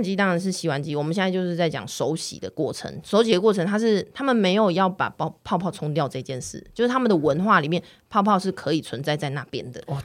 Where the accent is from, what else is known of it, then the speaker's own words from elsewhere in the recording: Taiwan; moved away as an adult; now in London, United Kingdom; 我们台湾出生的